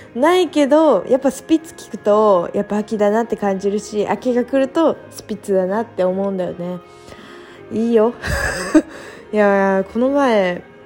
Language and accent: Japanese; Japan; その親子が私のじじ実家というか地元に遊びに来るんですよ。で、まあなんか、だってさ、都内からさ、2時間かかん